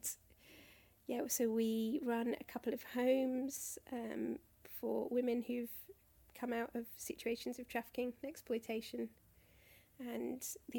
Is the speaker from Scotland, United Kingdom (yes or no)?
no; Croydon, London, United Kingdom; I grew up in Croydon.